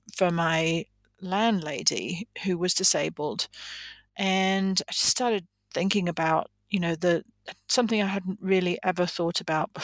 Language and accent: English; England, United Kingdom; moved away as an adult; now in United States; I am originally from England, but I've lived in the United States for, about 35 years now